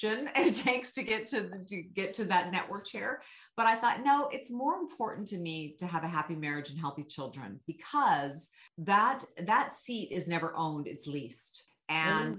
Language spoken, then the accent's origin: English; Sacramento, California, United States; my hometown